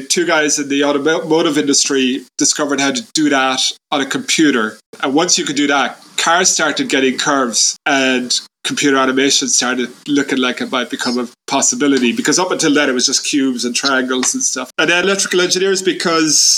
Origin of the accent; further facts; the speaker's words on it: Ireland; I grew up in Ireland in the 1980s in a tiny town that I'm in now, like 5,000 people